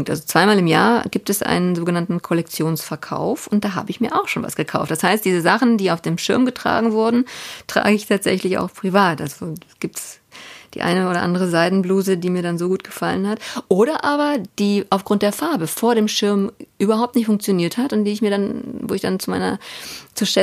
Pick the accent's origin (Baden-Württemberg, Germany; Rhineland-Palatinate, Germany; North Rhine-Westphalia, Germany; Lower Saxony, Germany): Baden-Württemberg, Germany; Ehingen; also born or lived in Laupheim, Germany; Also ich bin ja in Laubheim geboren und das war damals Mode, weil meine Eltern in äh, Ehingen lebten und da gingen alle zu einem gewissen Dr. Hoffmann nach Laubheim in die Klinik, um zu entbinden. Und ich bin auch in Ehingen die ersten sieben Jahre meines Lebens groß geworden.